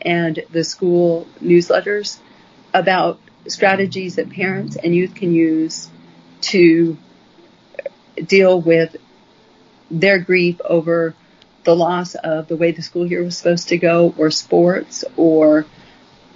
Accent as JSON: {"language": "English", "country": "United States", "said": "as American people"}